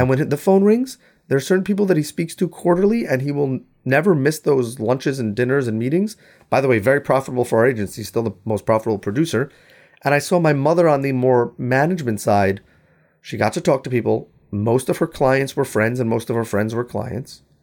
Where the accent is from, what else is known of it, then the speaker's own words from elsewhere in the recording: New York, United States; I'm from New York